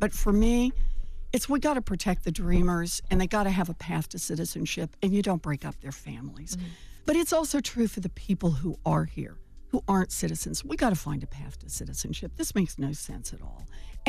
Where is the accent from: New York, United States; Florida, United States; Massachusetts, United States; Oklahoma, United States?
Oklahoma, United States; So I grew up in Oklahoma.